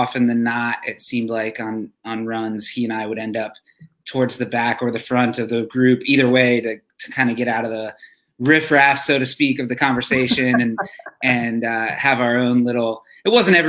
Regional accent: Chattanooga, Tennessee, United States; I'm from Chattanooga, Tennessee.

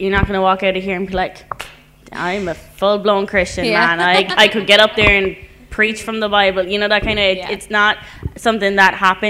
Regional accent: Ireland; That's kind of similar to for me, and I know being Irish, that's kind of a different thing and not something that's super common like that.

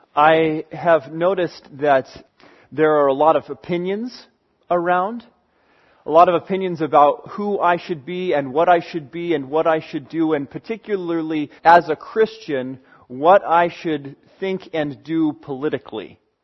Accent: United States; I live in America

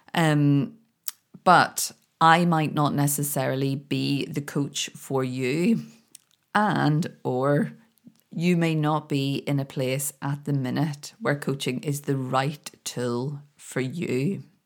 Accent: Belfast, Northern Ireland, United Kingdom; moved away as an adult; now in Scotland, United Kingdom; I'd, I'd been born and grown up in Belfast and I couldn't wait to get away.

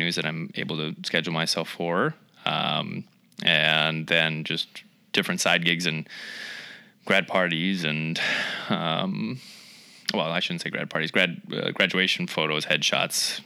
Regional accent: Eyota, Minnesota, United States; also born or lived in Fargo, North Dakota; now in Rochester, United States; I'm originally from Eota, Minnesota. So that's only about 12 miles east of here.

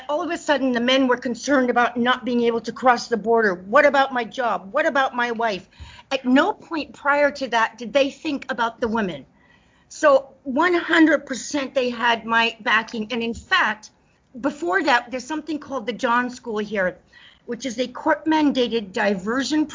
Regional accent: South Africa; moved away as an adult; now in Canada; I was born in South Africa, but I've traveled extensively and lived in many countries

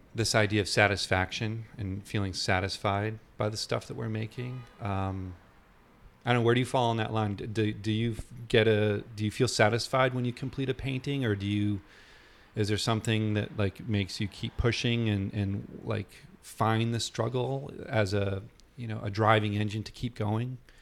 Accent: New Hampshire, United States; the area I grew up in in New Hampshire

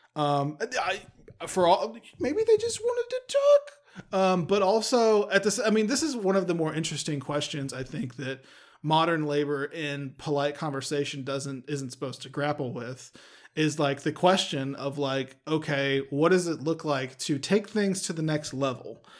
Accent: Texas, United States; we're from the great state of Texas

